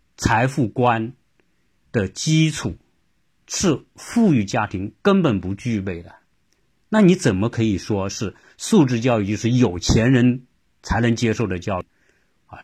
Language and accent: Chinese; China; 我们中国人的家长